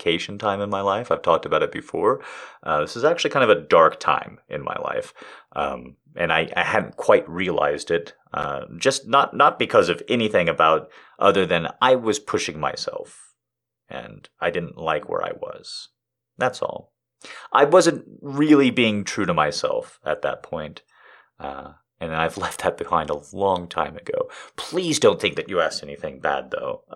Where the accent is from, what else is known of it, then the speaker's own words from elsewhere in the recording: United States; I'm an American.